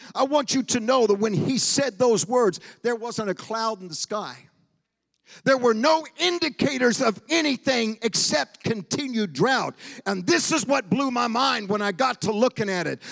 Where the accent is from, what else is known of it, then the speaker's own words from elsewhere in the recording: Portland, Oregon, United States; moved away; also born or lived in Argentina; I was born in Portland, Oregon